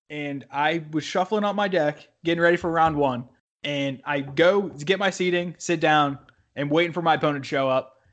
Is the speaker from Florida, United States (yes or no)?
no; Pennsylvania, United States; born or raised there